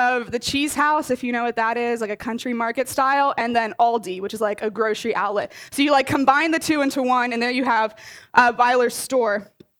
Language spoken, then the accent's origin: English; Delaware, United States; moved away as an adult; now in Ohio, United States; I really love Delaware, so I'm not just from Delaware, but I love it. And it was really hard for me actually to leave Delaware and come out and be an Ohio resident.